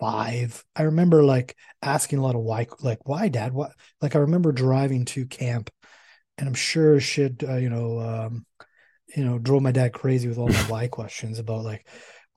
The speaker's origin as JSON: {"language": "English", "country": "Canada", "said": "I'm Canadian"}